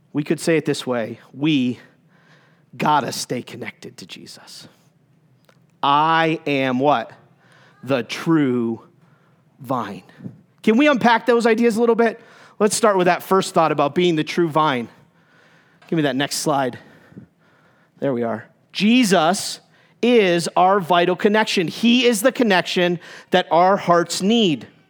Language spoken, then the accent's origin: English; Concord, New Hampshire, United States; moved away as an adult; I grew up in New Hampshire. That's my excuse, okay? That's, that's my home from where I, that's where I grew up, 0 to 18. Concord, New Hampshire